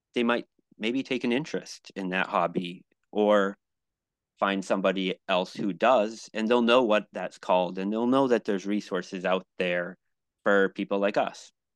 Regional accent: New England, United States; also born or lived in Buffalo / Miami; now in Fremont, United States; I grew up in New England

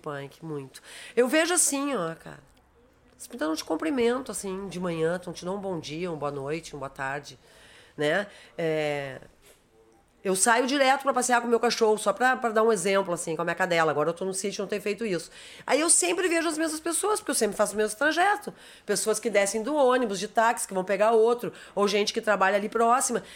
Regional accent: Rio Grande do Sul, Brazil; Eu sou gaúcha e eu assumo isso

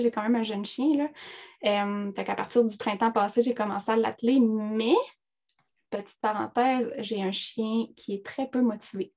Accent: Abitibi, Quebec, Canada; je viens de l'Abitibi.

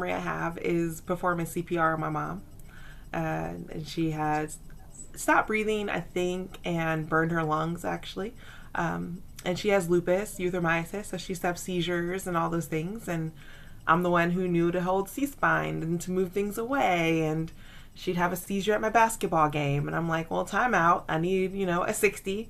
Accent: the South, United States; I am a Southerner, a recovering Baptist

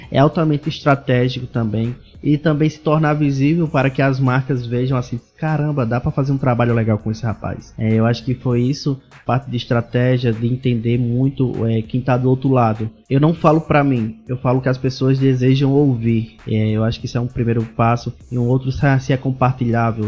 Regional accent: Parelhas, Rio Grande do Norte, Brazil; Eu sou do Rio Grande do Norte, de, de Parelhas

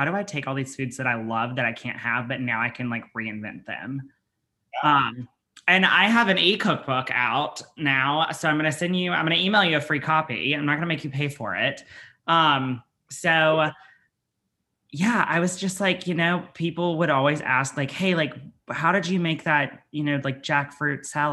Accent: Alabama, United States; I'm from Alabama and like I grew up poor.

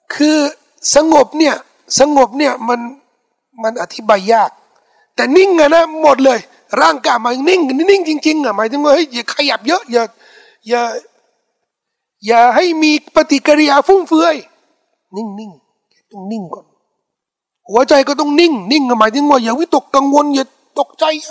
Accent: Thailand; เขาถามว่าเป็นคนที่ไหนบอกว่าไทยแลนด์

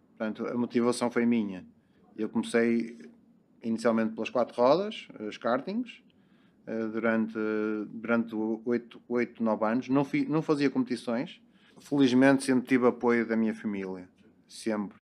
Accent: Matosinhos, Norte, Portugal; Eu sou, do, sou de Matosinhos, uh, nasci em Matosinhos, uh, trabalho no Porto

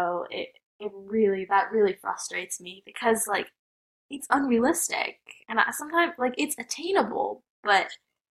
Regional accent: United States; I'm Indian American

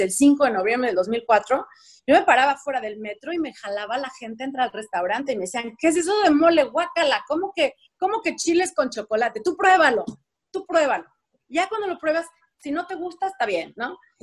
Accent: Mexico; accent: Mexican; moved away as an adult; also born or lived in England; now in United Kingdom; todos los días alguien me recuerda que soy mexicana, ¿no? Por mi acento

